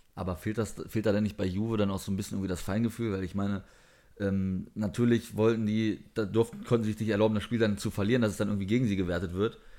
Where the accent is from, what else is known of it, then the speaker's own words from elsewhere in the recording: Germany; als Deutscher